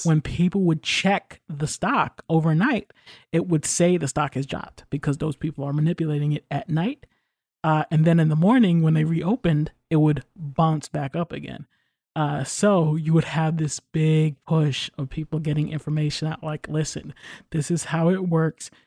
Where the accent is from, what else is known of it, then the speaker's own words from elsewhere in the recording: New York, United States; I'm from New York